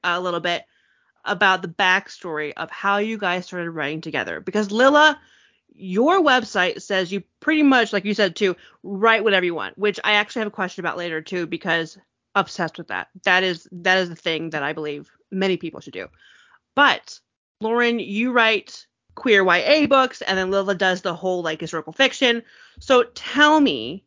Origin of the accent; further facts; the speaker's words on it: Chicago, Illinois, United States; I tell people that I'm from Chicago, but I'm in the northwest suburb